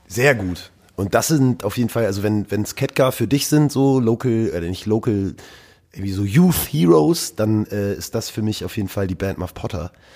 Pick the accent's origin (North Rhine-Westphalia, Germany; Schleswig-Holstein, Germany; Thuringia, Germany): Schleswig-Holstein, Germany; Norderstedt; also born or lived in Hamburg; aufgewachsen bin ich in der grauen Vorstadt Norderstedt